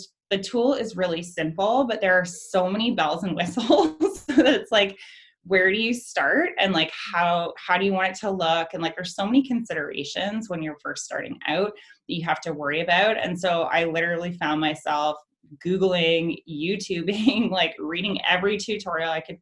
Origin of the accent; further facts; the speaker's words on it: London, Ontario, Canada; moved away as an adult; also born or lived in Toronto / Vancouver; I'm from London originally.